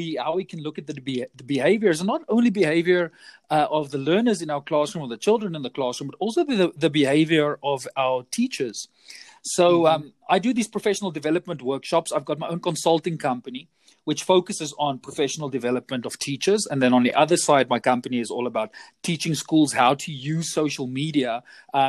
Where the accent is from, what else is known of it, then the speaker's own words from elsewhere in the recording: South Africa; I come from South Africa. I'm currently situated in Johannesburg, born and bred a South African